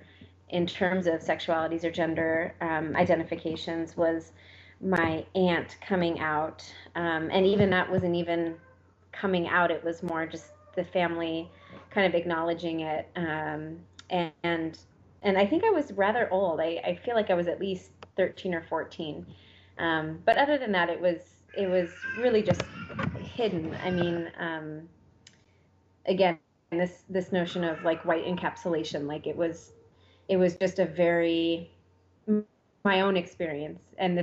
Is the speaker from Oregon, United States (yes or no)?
yes; Junction City, Oregon, United States; I grew up in Junction City, Oregon, alongside Ryan and two other siblings